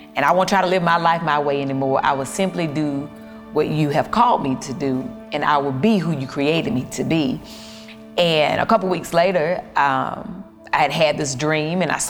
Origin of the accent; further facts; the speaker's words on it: the South, United States; I'm from the South